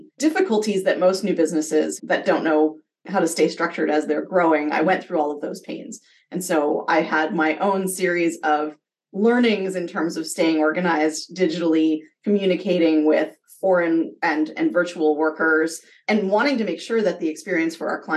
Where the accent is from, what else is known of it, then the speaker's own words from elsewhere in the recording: Canada; being Canadian and earning US dollars